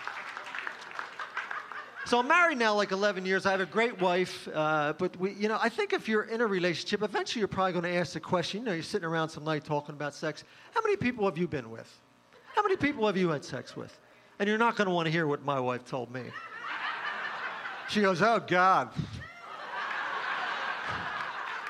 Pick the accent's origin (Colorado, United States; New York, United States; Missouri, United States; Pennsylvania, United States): Pennsylvania, United States; Folsom; also born or lived in Philadelphia, Pennsylvania; I'm from Philadelphia. My parents are both from the Philly area